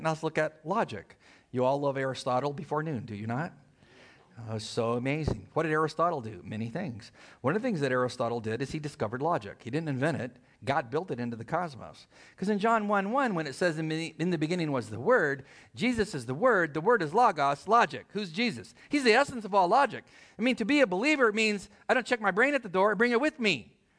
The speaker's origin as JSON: {"language": "English", "town": "El Centro", "region": "California", "country": "United States", "tie": "born or raised there", "said": "I was born in El Centro, middle of nowhere."}